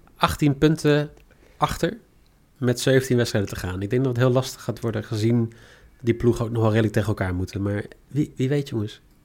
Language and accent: Dutch; Netherlands; also born or lived in Ireland; als Nederlander